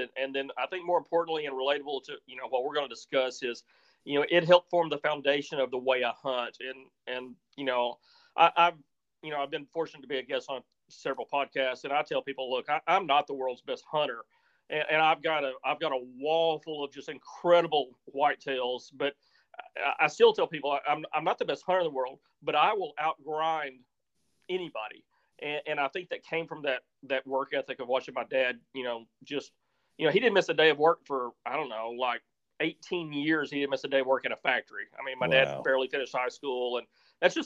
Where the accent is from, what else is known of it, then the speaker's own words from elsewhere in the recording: Missouri Bootheel, United States; I grew up in a little part of Missouri called the Boot Hill. And if people aren't familiar with the geography of Missouri, it's on the southeast corner